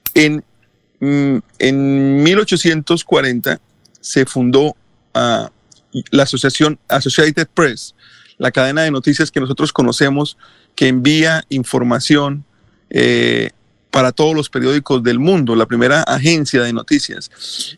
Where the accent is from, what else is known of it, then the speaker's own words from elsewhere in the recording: Colombia; nosotros en Colombia, la primera radio que escuchamos fue la radio de Cuba